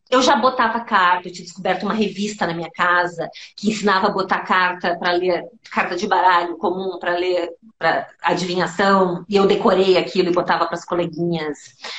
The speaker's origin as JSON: {"language": "Portuguese", "town": "Santo Ângelo", "region": "Rio Grande do Sul", "country": "Brazil", "tie": "born or raised there", "said": "eu cresci boa parte da minha infância em Santo Ângelo, que é nas missões jesuíticas no interior do estado, no Pampa Gaúcho"}